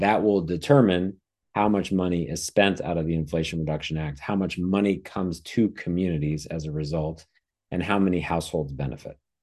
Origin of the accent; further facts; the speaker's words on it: Wisconsin, United States; also born or lived in East Coast; now in San Diego, United States; where I grew up in Wisconsin